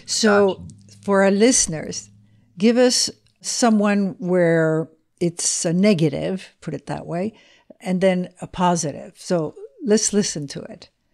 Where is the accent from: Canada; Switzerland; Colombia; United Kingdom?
Switzerland; also born or lived in Spain; I come from Switzerland